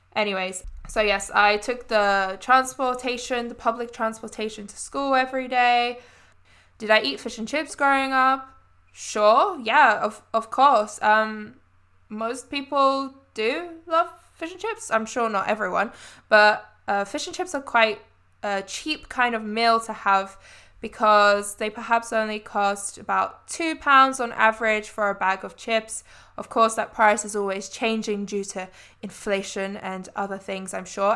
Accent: London, United Kingdom; also born or lived in Southwark / Croydon; I'm actually from London. That is where I was born. That is where I grew up

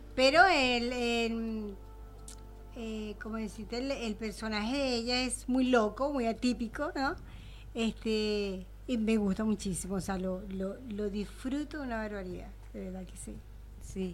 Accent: Venezuela; now in Argentina; yo vengo de Venezuela

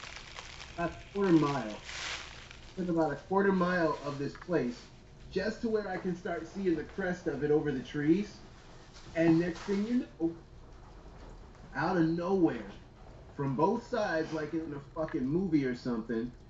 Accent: Manassas, Virginia, United States; I come from Manassas, Virginia. That's like 30 minutes outside of D.C., but it's rural.

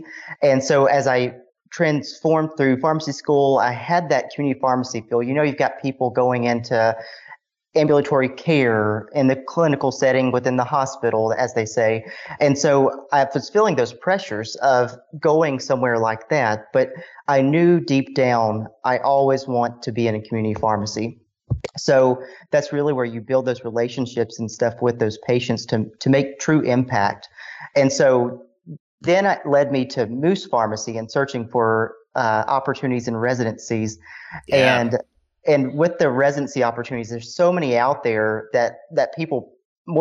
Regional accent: Walnut, Mississippi, United States; moved away as an adult; also born or lived in Concord, North Carolina; I'm originally from Walnut, Mississippi.

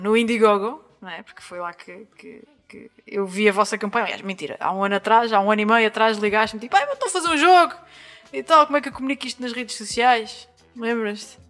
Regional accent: Angra do Heroísmo, Azores, Portugal; moved away as an adult; na linda e histórica cidade de Angra do Heroísmo, que é também a minha terra, a terra onde nasci e vivi até aos meus 18 anos

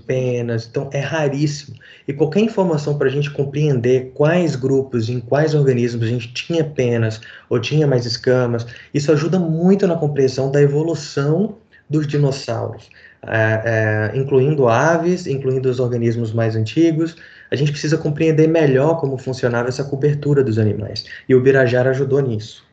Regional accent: Recife, Pernambuco, Brazil; Eu fui criado... Nasci em Recife

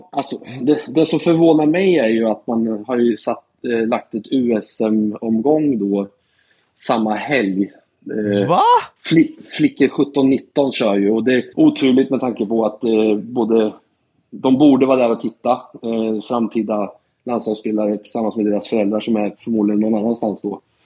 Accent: Norrköping, Östergötland, Sweden; also born or lived in Portland, Oregon, United States / Katrineholm; sen så flyttade jag till Norrköping när jag började fyran. Så jag var tio år när jag flyttade till Norrköping

